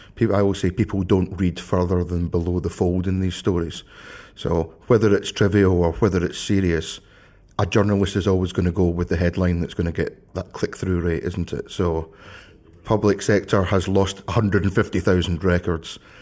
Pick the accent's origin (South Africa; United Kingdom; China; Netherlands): United Kingdom; Scotland; also born or lived in Glasgow; I, I live in Glasgow. You, you will not be surprised, listeners, to know I am Scottish